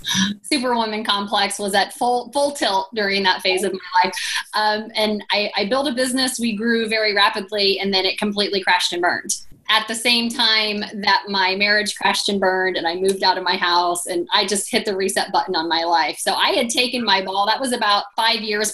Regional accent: Indiana, United States

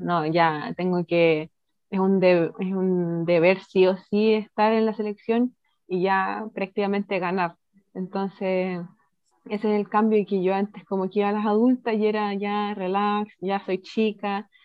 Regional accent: Chile; soy chilena

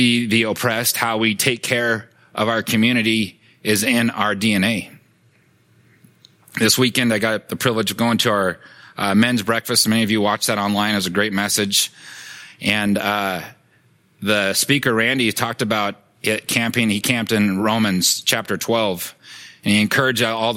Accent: Sacramento, California, United States; when I grew up in Sacramento, California, Strawberry Manor

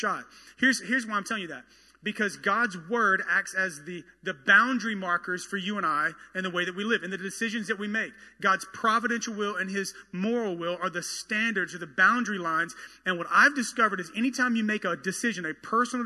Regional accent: the South, United States; I am from the South

